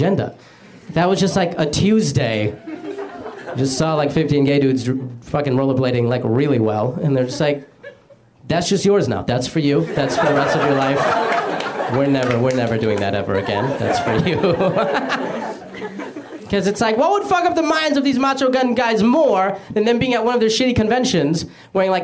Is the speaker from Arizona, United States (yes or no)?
yes; Arizona, United States; I grew up in Arizona